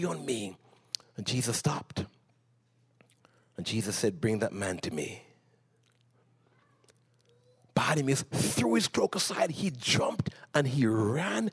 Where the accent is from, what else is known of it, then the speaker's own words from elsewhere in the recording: Jamaica; moved away as an adult; I came from Jamaica